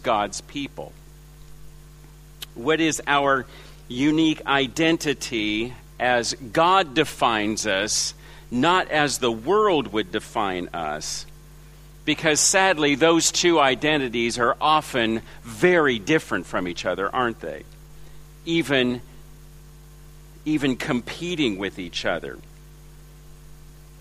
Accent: Los Angeles, California, United States; moved away as an adult; also born or lived in China; now in Ringwood East, Australia; My accent is from Los Angeles, where I was born and raised

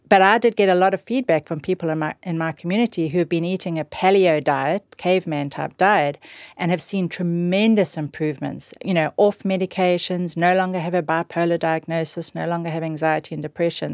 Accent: South Africa; moved away; growing up in South Africa

